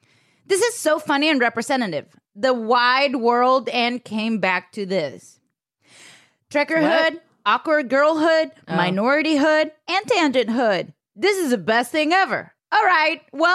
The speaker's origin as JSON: {"language": "English", "country": "Venezuela", "tie": "born or raised there", "second_language": "English", "moved": "yes", "said": "I think that happened to me when I was like 5. I was like, damn. I was in Venezuela. I didn't know English."}